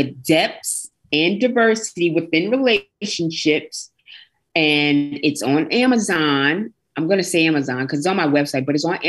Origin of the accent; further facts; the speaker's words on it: New Jersey, United States; I'm from Jersey, but I'm only 30 minutes from New York. Okay. Like that GWB, George Washington Bridge. Mm-hmm. I'm only like not even 30 minutes.